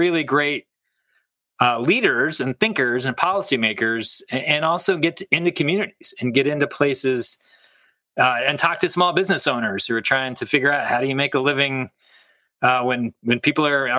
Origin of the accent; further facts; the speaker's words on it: Kansas, United States; moved away as an adult; now in Michigan, United States; I grew up in Kansas